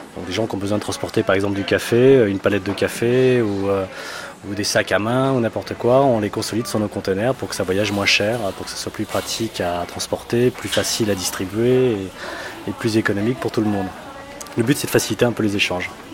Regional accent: Burgundy, Bourgogne-Franche-Comté, France; je suis né en Bourgogne

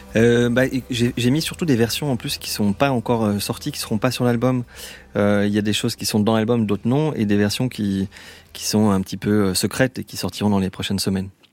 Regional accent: Lyon, Auvergne-Rhône-Alpes, France; moved away as an adult; now in Vallée de Chevreuse, France

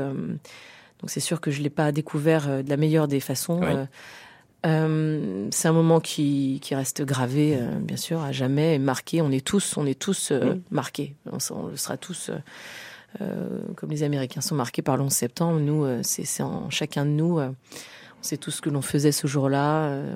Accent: France; now in Paris, France; qui sont de, de province

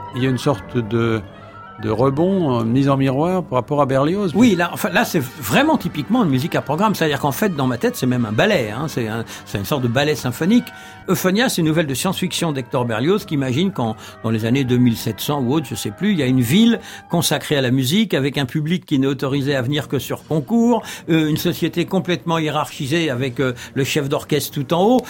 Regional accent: France; je suis français

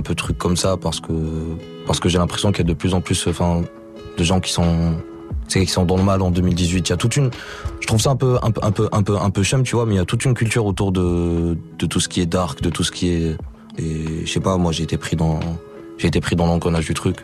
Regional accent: Morocco; now in Marseille, France; je viens du Maroc

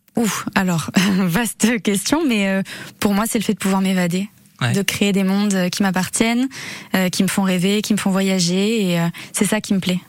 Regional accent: Arcachon Basin, Nouvelle-Aquitaine, France; moved away as an adult; now in Bayonne, France; Je suis originaire du bassin d'Arcachon

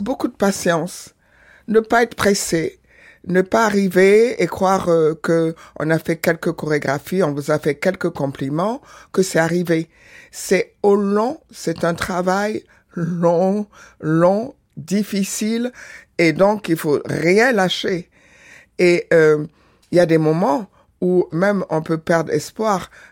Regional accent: Senegal; also born or lived in Benin; je suis née au Bénin, grandi au Sénégal

